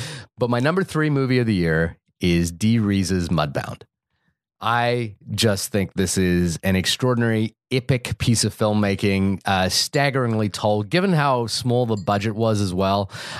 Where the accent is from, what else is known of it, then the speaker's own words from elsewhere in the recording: New Zealand; Like, even me, I grew up in New Zealand, and I saw pieces of my growing up in that film.